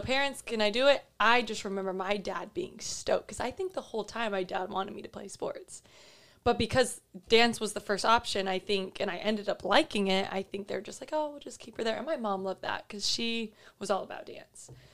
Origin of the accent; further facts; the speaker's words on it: Fullerton, California, United States; moved away as an adult; now in Newport Beach, United States; I grew up in Fullerton